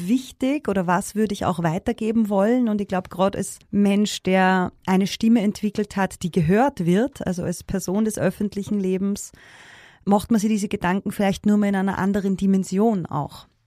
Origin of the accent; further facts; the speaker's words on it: Upper Austria, Austria; accent: Upper Austrian dialect; ich bin in Oberösterreich geboren. Also ich äh, mache meine Musik eben auch im oberösterreichischen Dialekt